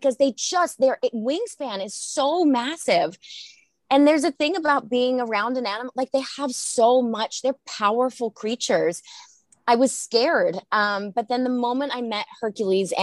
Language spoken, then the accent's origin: English; Australia; I'm from Australia